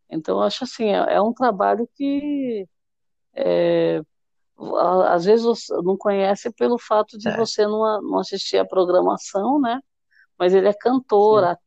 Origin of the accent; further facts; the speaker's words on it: Salvador, Bahia, Brazil; eu sou de Salvador, Bahia.